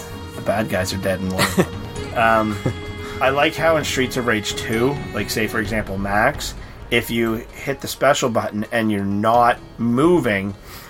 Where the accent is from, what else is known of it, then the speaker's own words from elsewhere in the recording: Canada; I'm Canadian